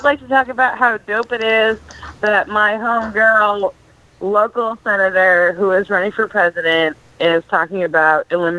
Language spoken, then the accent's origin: English; Massachusetts, United States; I'm from Massachusetts.